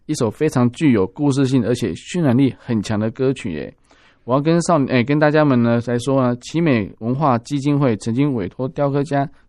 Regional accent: Tainan, Taiwan; 我是道地的台南人嘛。

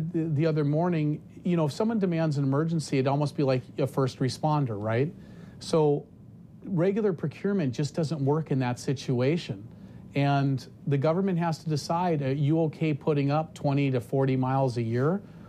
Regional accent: North Dakota, United States; I'm from North Dakota

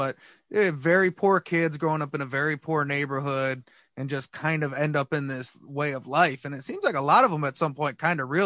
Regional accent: Detroit, Michigan, United States; I'm from Detroit

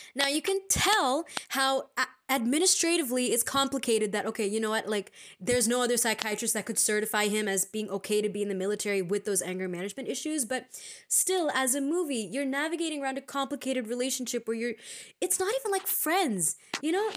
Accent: India; We are Indian postgrads in psychology

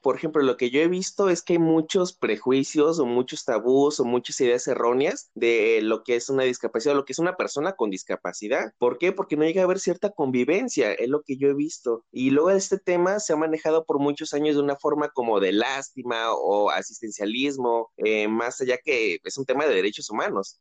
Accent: Tepic, Nayarit, Mexico; also born or lived in Mazatlán, Sinaloa; mi ciudad de origen, Tepic, Nayarit

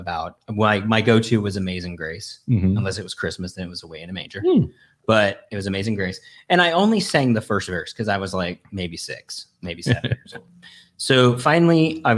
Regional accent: Georgia, United States; I grew up in Georgia

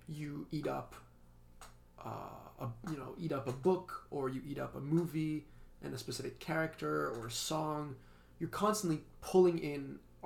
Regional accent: Geneva, Switzerland; moved away as an adult; also born or lived in Stanford; I'm from Switzerland. And born and raised in the same city, little city of Geneva

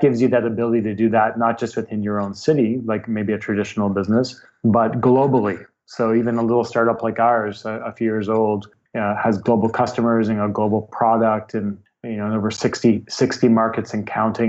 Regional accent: Vancouver, British Columbia, Canada; also born or lived in Ontario; I'm from Vancouver, BC. I was not quite born here, but almost. I moved here as an infant from uh, Ontario, so don't really remember the East Coast. So Vancouver raised

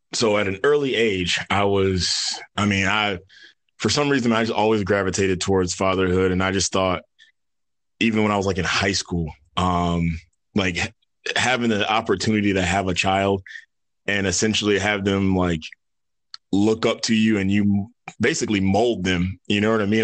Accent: New York, United States; moved away as an adult; now in Atlanta, United States; originally grew up in New York

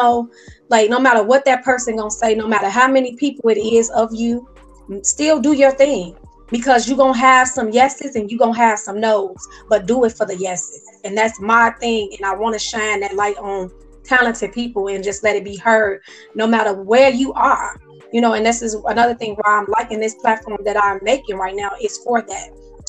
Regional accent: Chicago, Illinois, United States; moved away; because I'm from Chicago

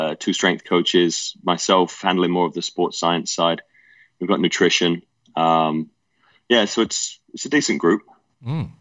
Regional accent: Leicester, East Midlands, United Kingdom; accent: English; moved away as an adult; now in Orange County, United States; from Leicester in England

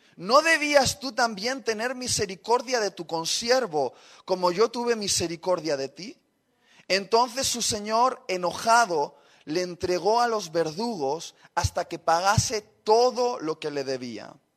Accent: Basque Country, Spain; somos vascos

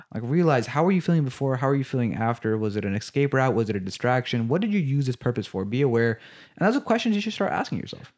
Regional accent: United States; when we were growing up in America

